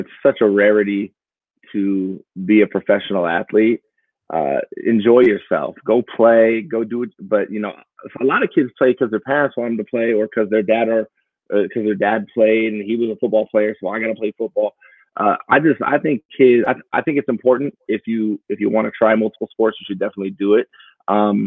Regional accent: Portland, Oregon, United States; So I'm from Portland, Oregon, born and raised.

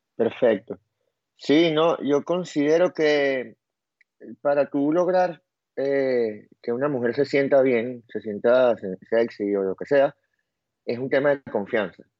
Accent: Venezuela; yo soy demasiado venezolano

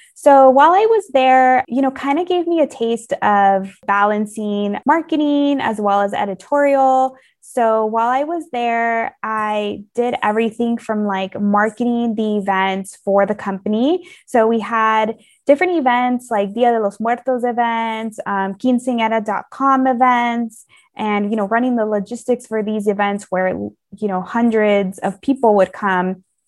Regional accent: California, United States; also born or lived in Missouri; I'm from California

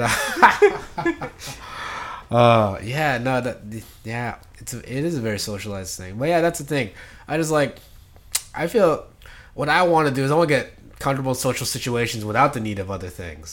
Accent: Philippines; now in United States; my hometown in the Philippines

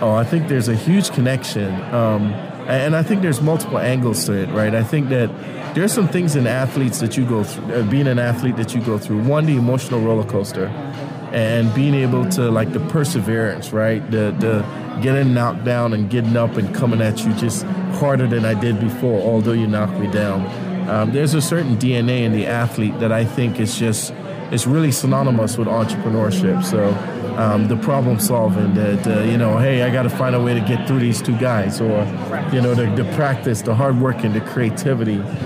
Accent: Trinidad & Tobago; now in Kansas City, United States; I grew up in Trinidad and Tobago

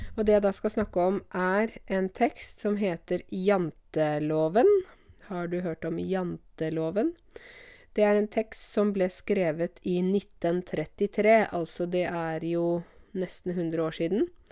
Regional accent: Norway; som nordmann selv

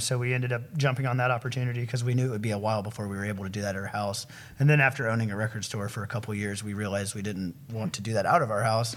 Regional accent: Huntsville, Alabama, United States; I was born here in Huntsville

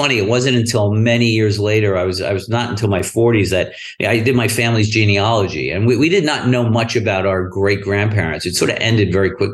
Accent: New York City, New York, United States; I grew up in Brooklyn

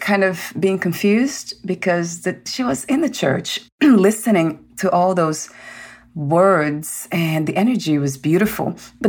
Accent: Brazil; moved away; I was born in Brazil, that's a mm-hmm. Catholic country

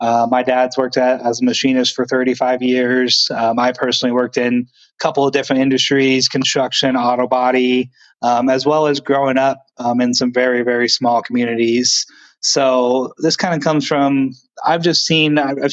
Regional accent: the Northwest, Pacific Northwest, United States; I grew up out in the Northwest area in the woods

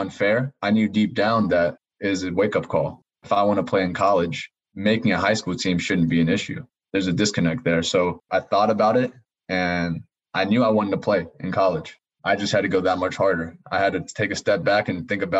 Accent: Greensboro, North Carolina, United States; I grew up in Greensboro, North Carolina

